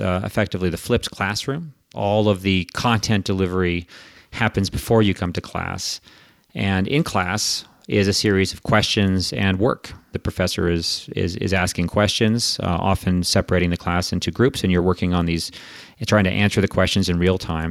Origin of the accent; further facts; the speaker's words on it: Canada; accent: Quebecois; moved away as an adult; also born or lived in United States; I'm from Canada originally, and my whole education up through high school was in French, actually.